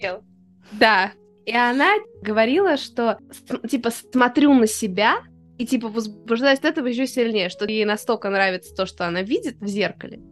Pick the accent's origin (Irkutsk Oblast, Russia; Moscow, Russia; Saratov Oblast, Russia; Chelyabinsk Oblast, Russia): Moscow, Russia; мы из Москвы